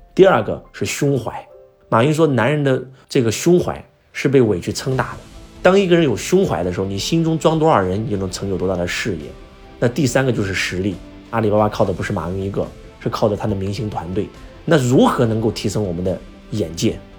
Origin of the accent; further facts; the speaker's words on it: China; 华为这家企业是我们中国人的骄傲